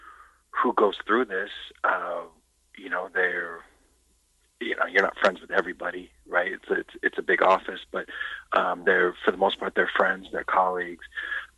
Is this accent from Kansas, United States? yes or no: yes; Lawrence, Kansas, United States; I grew up in Lawrence